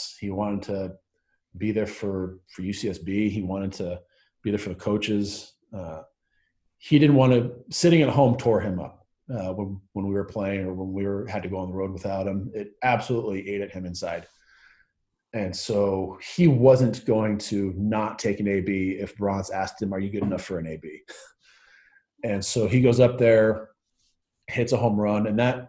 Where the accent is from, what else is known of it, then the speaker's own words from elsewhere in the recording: Southern California, United States; growing up in Southern California